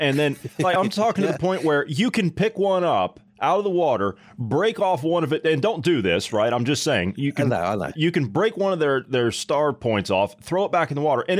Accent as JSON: {"language": "English", "region": "Ohio", "country": "United States", "said": "I come from Ohio, okay? We got a lot of cows in Ohio, right? And it is the part of the state that I come from, it is extremely hot in the summer, right?"}